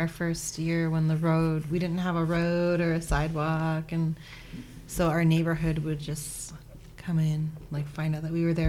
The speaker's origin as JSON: {"language": "English", "region": "Montana", "country": "United States", "moved": "as an adult", "lives_now": "Spokane, United States", "said": "I'm from Montana. I'm a meat and potatoes kind of girl."}